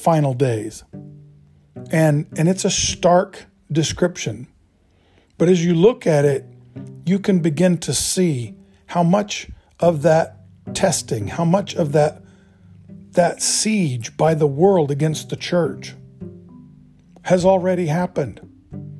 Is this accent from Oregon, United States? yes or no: yes; Oregon, United States; I grew up in Oregon in the 60s.